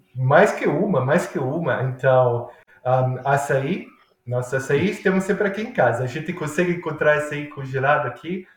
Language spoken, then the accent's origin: Portuguese; Milan, Lombardy, Italy; Portuguese is a second language; now in Australia; licor que é feito na minha cidade, em Milão